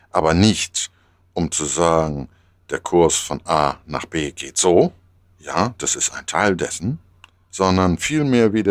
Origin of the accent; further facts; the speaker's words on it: Hamburg, Germany; als Hamburger Jung kenne ich das äh, von Anfang an um Kursbestimmung. Also wenn ich als kleiner Junge damals am Hafen stand bei uns in Hamburg